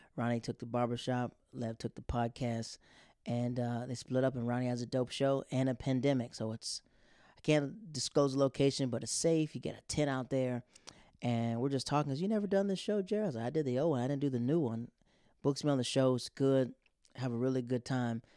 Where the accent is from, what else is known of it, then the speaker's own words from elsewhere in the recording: Florida, United States; I'm from Florida